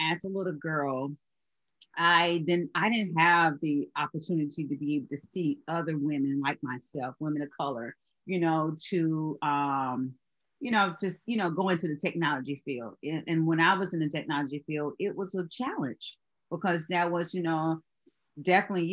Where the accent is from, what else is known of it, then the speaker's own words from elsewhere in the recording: Georgia, United States; now in Charleston, United States; I'm originally from Georgia